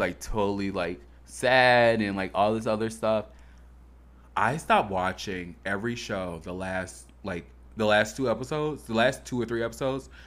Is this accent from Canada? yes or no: no; Harvey, Illinois, United States; I'm from Harvey, Illinois.